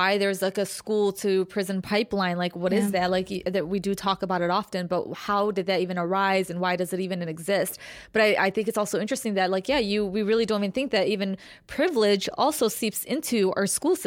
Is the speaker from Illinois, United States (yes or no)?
yes; Chicago, Illinois, United States; We're from Chicago